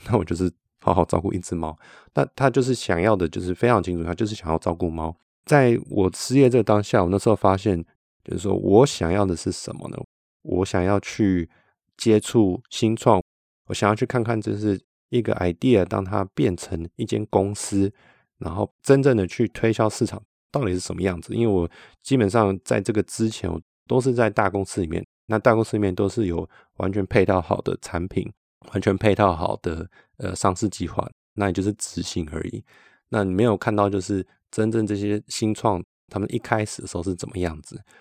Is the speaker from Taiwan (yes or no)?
yes; Taiwan; now in Switzerland; 所以我们那时候就决定要先回台湾